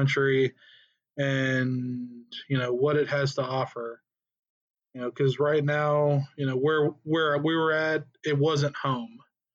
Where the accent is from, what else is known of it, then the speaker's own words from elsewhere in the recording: Tennessee, United States; moved away as an adult; both of us were born and raised in Tennessee. We've lived there our entire lives